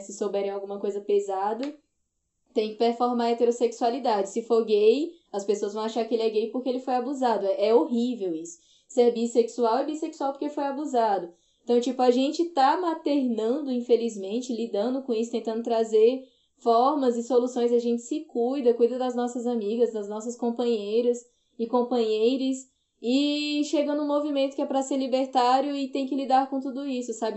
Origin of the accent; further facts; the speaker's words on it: Ceará, Brazil; now in Brasília, Brazil; eu sou nordestina, né? Eu sou do Ceará, mas moro em Brasília há muito tempo.